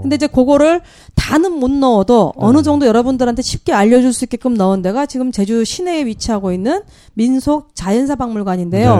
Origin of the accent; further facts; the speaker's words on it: Jeju, South Korea; 제주도에 저희들 원래 이쪽 태생들은 보면 오히려 몽고 인들과 더 많이 흡사해요.